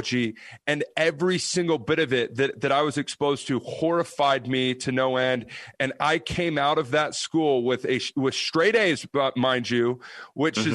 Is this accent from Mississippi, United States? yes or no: yes; Mississippi, United States; now in Utah, United States; I grew up in Mississippi